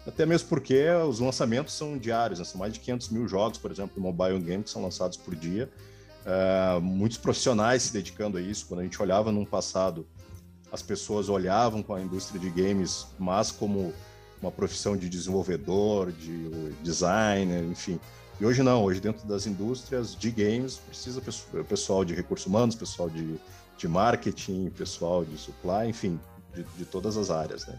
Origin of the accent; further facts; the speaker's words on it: Porto Alegre, Rio Grande do Sul, Brazil; moved away; also born or lived in São Paulo; Sou natural de Porto Alegre, é, ah. no Rio Grande do Sul